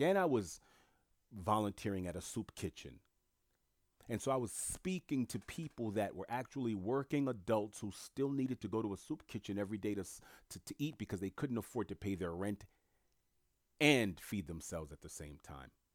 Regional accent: New York City, New York, United States; also born or lived in Italy; I'm born and raised in Queens

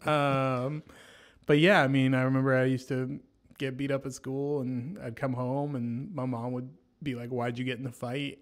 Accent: Franklin, Tennessee, United States; I went to school in Franklin

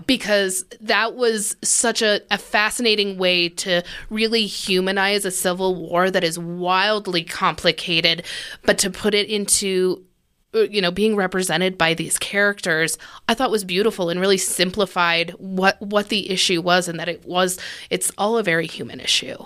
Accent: United States; I'm American

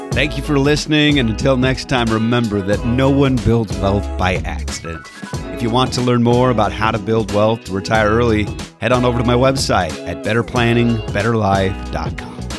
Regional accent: Canada; now in Southern California, United States; growing up in Canada

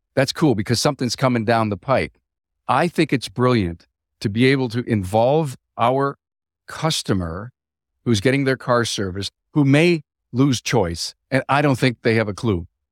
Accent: Buffalo, New York, United States; just south of Buffalo, my hometown

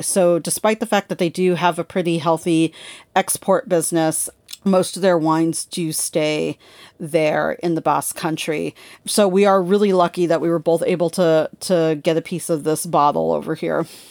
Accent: California, United States; growing up in California

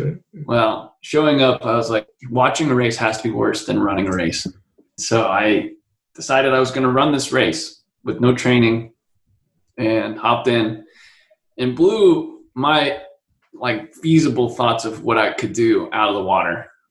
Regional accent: Utah, United States; also born or lived in Colorado / San Francisco; now in San Diego, United States; We moved a lot. I was originally from Utah, and then we lived in Colorado, then up to San Francisco, and then I'm in San Diego, where I've been the past 15 years or so.

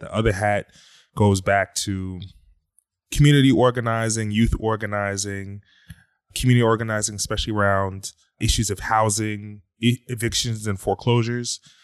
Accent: Philadelphia, Pennsylvania, United States; I'm originally from Philadelphia

